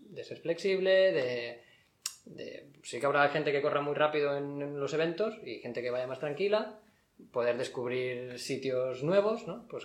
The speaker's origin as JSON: {"language": "Spanish", "town": "Barcelona", "region": "Catalonia", "country": "Spain", "said": "yo soy de Barcelona, pero estoy, he estado unos días en Leida"}